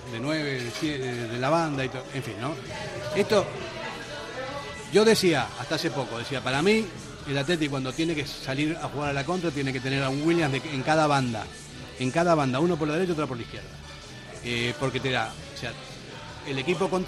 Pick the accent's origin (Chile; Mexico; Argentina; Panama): Argentina; yo, soy argentino y no hablo mucho